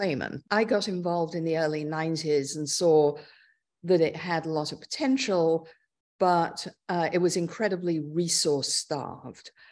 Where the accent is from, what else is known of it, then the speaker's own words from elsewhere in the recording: London, United Kingdom; moved away as an adult; also born or lived in Oxford; now in New York, United States; I was born in London, uh, Northwest London, and grew up there